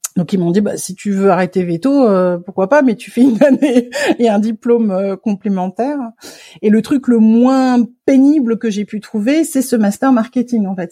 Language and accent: French; Paris, Île-de-France, France; en tant que Parisienne, euh, née, élevée et grandie à Paris